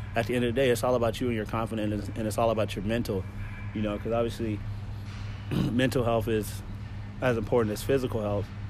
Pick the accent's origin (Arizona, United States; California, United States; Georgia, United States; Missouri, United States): Missouri, United States; Kansas City; I'm from Kansas City, so like Kansas City will always be rooted